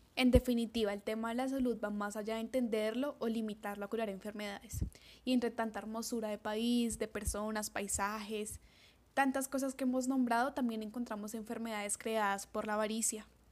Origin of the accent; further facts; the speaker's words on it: Colombia; nuestro maravilloso país